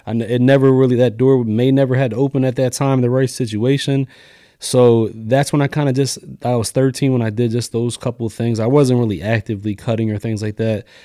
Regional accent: Lancaster, Pennsylvania, United States; also born or lived in New York; I grew up in Lancaster City, went to McCaskey

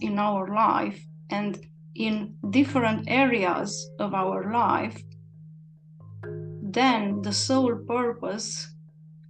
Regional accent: Cluj-Napoca, Cluj County, Romania; from Romania and from Cluj-Napoca.

